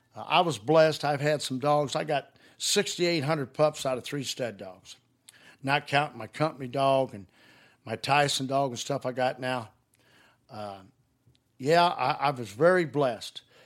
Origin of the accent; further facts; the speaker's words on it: Highland, Illinois, United States; also born or lived in Greenville, Illinois; I was raised up around Highland, Illinois and Greenville, Illinois